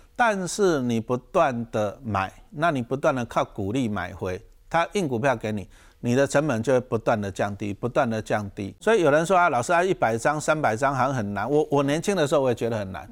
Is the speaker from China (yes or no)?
no; Taiwan; 我们台湾话